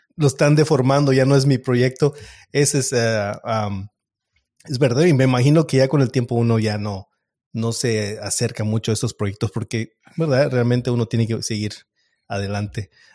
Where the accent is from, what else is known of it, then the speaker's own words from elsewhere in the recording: Mexico; moved away; yo soy mexicano